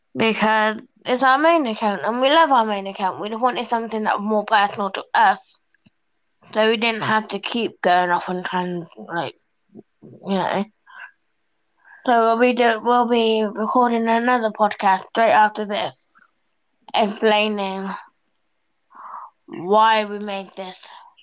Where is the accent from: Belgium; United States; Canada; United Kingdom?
United Kingdom; Swindon, South West England; I'm from Swindon.